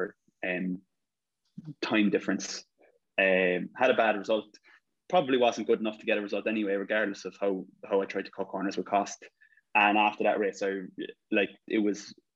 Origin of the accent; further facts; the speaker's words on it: Ireland; growing up in Ireland